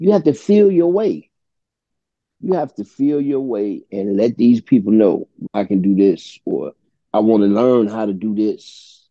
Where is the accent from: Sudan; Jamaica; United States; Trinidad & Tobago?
United States; Chicago, Illinois; I'm from Chicago Avenue and Pulaski. And that's one of the worst neighborhoods in the city of Chicago.